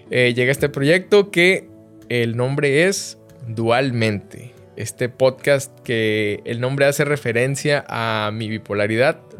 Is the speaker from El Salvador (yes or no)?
no; northern Mexico, Mexico; tengo 31 años de edad, eh, soy norteño orgullosamente del país de México